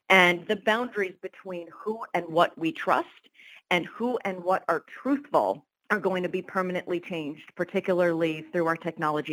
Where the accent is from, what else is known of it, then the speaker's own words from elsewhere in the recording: Rochester, New York, United States; now in Rochester, United States; move to my hometown of Rochester